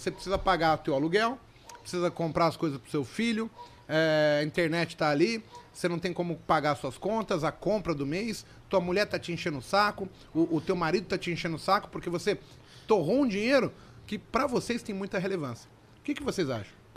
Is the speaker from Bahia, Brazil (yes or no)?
no; São Paulo, Brazil; also born or lived in Vila Brasilândia; Eu nasci na Vila Nova Cachoeirinha. Eu, eu, há pouco tempo, cara, seis anos atrás, eu morava ali na Vila Brasilândia